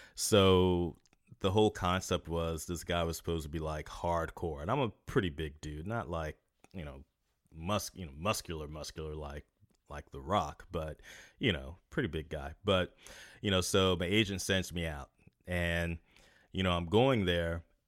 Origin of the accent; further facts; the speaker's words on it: North Carolina, United States; moved away as an adult; also born or lived in Los Angeles; now in San Francisco, United States; still in my hometown